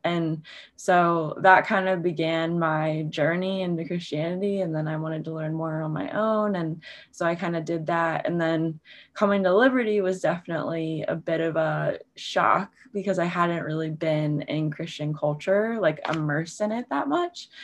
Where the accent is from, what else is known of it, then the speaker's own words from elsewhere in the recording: Baltimore, Maryland, United States; moved away as an adult; also born or lived in Virginia; I grew up in Baltimore, so I'm kind of back in my hometown